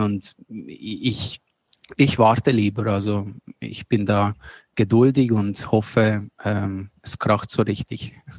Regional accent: Switzerland; ich komme aus der Schweiz

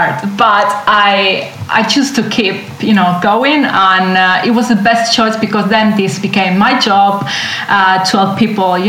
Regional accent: Southern Italy, Italy; English is a second language; moved away as an adult; now in London, United Kingdom; I grew up in Italy and I had fresh fish every day.

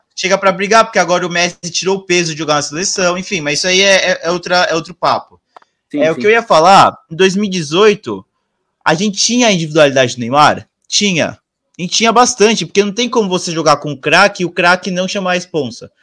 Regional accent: Brazil; a gente como é, brasileiro

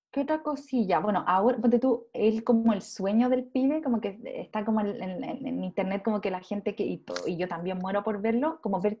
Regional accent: Chile; Soy chilena.

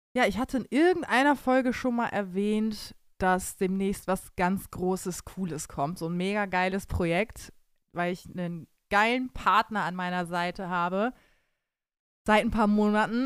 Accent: Bremen, Germany; now in Cologne, Germany; ich als gebürtige Bremerin

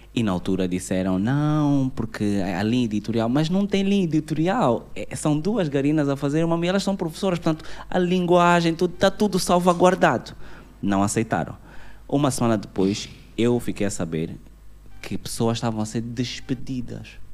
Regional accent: Angola; nós somos angolanos, estamos aqui

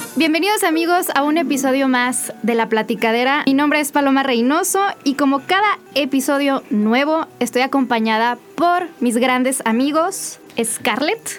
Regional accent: Mexico City, Mexico; me mudé a la Ciudad de México

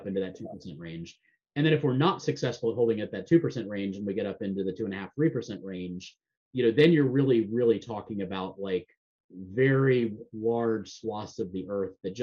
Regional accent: Florida, United States; I grew up in Florida

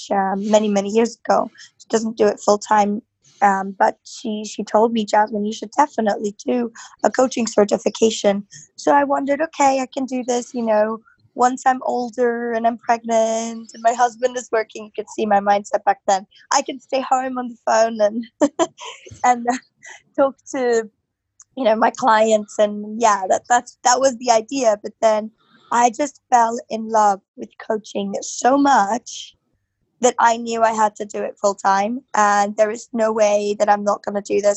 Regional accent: Berlin, Germany; now in London, United Kingdom; I'm originally from Berlin. Live in London

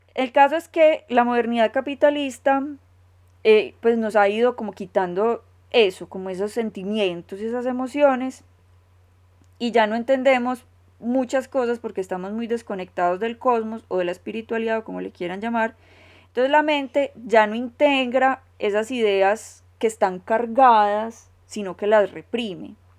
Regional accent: Colombia; como decimos en Colombia

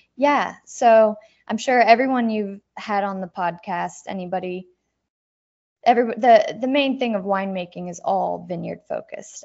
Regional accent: Dayton, Ohio, United States; moved away; I grew up in Dayton, Ohio, born and raised

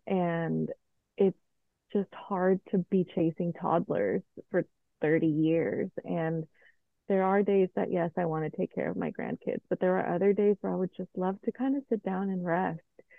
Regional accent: Colombia; moved away; Yeah, mom, I'm going to move to Colombia again to reconnect with my home country.

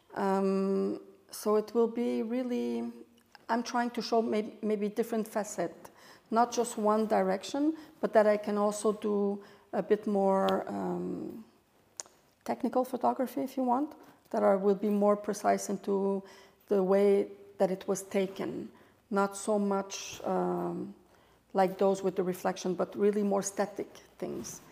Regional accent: Montreal, Quebec, Canada; moved away as an adult; also born or lived in Europe; I'm French Canadian, uh, born and raised in Montreal, Canada.

